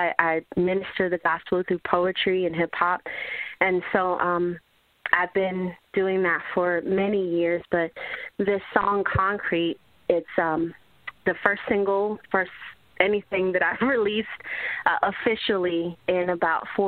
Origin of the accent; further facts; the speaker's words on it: Jamaica; I'm from Jamaica. My parents aren't rich. You know, we were born in not necessarily the best part of the island.